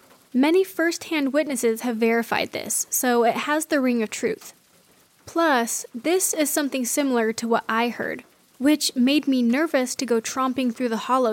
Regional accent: Kaysville, Utah, United States; my hometown in Kaysville, Utah

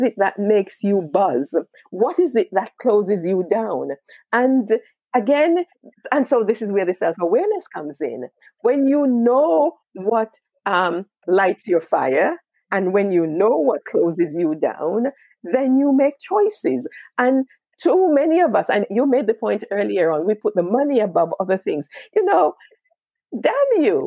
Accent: Jamaica; now in United Kingdom; I was born in Jamaica

